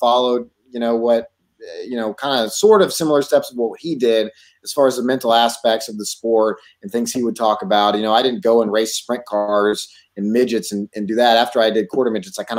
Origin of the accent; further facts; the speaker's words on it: Texas, United States; also born or lived in California; I grew up in Texas. We moved to Texas when I turned seven